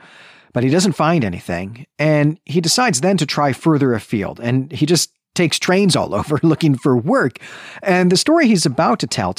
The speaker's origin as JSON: {"language": "English", "region": "Midwest", "country": "United States", "said": "You know, to my mind, Florida is east. Florida is the East Coast. You know, my mind as a Midwesterner."}